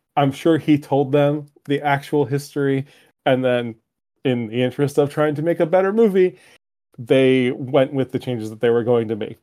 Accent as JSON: {"language": "English", "country": "United States", "tie": "born or raised there", "said": "being an American male raised"}